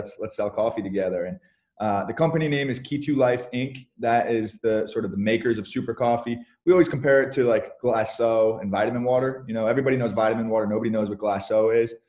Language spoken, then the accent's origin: English; Kingston, New York, United States; We're from upstate New York. We grew up in Kingston, 2 hours north of New York City